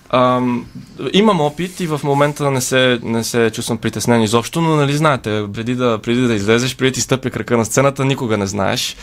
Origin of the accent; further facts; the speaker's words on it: Bulgaria; роден съм в България, майка ми е българка, баща ми е южнокореец.